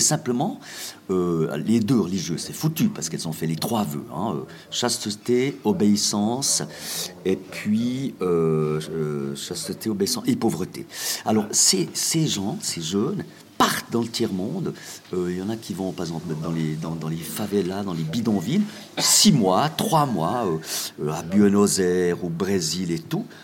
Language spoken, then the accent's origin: French; Jura, Switzerland; je suis jurassien